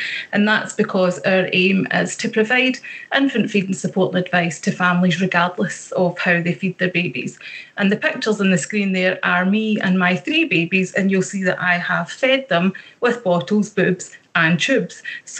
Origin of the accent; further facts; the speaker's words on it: Ayrshire, Scotland, United Kingdom; accent: Ayrshire; if anybody would like me to clarify anything in my lovely Ayrshire accent, I will do so.